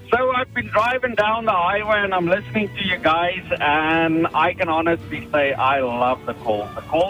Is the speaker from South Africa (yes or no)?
yes; South Africa; moved away as an adult; now in Canada; I'm from South Africa. We moved here about 12 years ago.